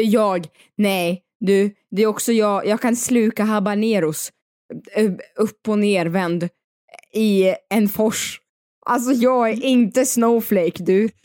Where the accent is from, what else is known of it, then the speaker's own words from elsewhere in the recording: Dalarna County, Sweden; also born or lived in Paris; now in Stockholm, Sweden; jag kommer också från Dalarna